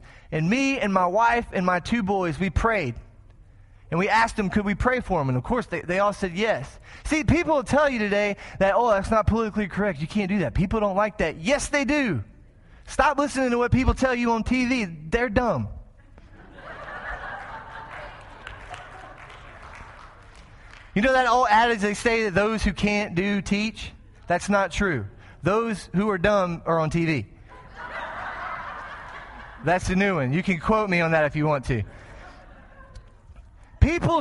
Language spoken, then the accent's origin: English; Texas, United States; moved away as an adult; now in Springfield, United States; I'm from Texas